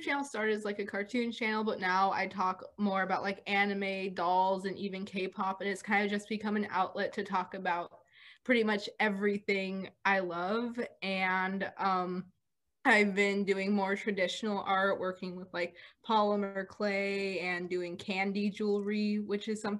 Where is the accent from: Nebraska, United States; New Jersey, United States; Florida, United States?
Florida, United States; Orlando; I'm not from Florida. I am from Orlando. I am not a Floridian